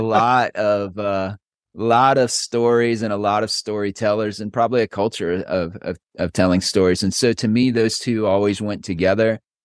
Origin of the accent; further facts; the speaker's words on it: Ohio, United States; moved away as an adult; also born or lived in Dallas, Texas; now in Round Rock, United States; I was actually born and raised in Ohio